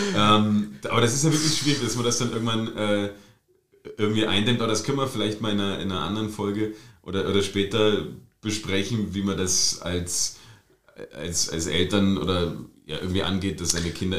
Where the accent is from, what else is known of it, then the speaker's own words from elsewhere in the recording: Germany; now in Austria; Born and raised in DDR.